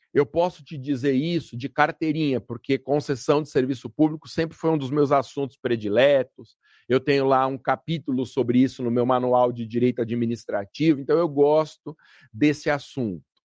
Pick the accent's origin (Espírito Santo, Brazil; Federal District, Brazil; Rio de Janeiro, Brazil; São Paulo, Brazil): São Paulo, Brazil; Guarulhos; o município de Guarulhos, por exemplo, minha terra natal